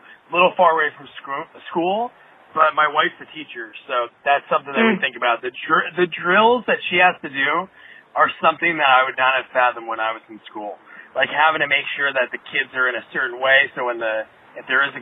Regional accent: New Jersey, United States; where I grew up in New Jersey

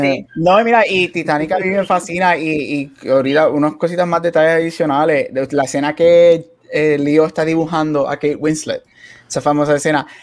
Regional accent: Puerto Rico; creciendo en Puerto Rico

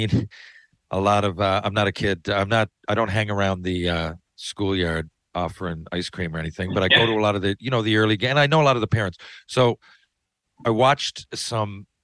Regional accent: Newfoundland and Labrador, Canada; for my age group in Newfoundland

